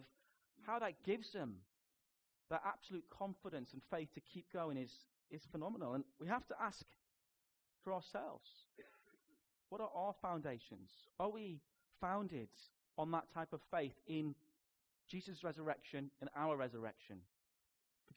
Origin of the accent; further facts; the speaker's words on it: Newcastle upon Tyne, North East England, United Kingdom; accent: Geordie; moved away; And I grew up in Biker. We are Biker Grove, you know. I can do a Geordie accent. I was in Biker for 16 years of my life, and I was in Newcastle for 19